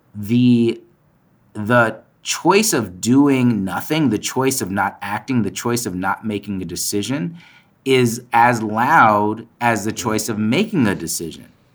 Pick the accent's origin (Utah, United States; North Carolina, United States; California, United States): California, United States; Palo Alto; So I grew up in Palo Alto. I grew up in the Bay Area.